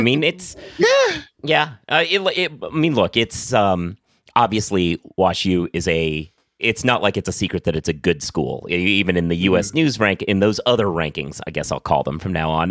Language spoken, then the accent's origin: English; Oregon, United States; moved away; I'm actually originally from Oregon